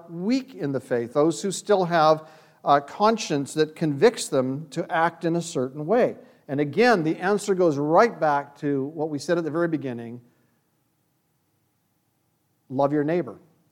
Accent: Canada; When I grew up in Canada

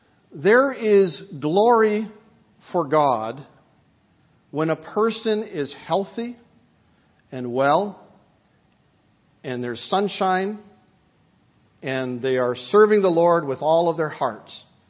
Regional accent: Vancouver, British Columbia, Canada; I remember a woman in our church when I was growing up in Vancouver.

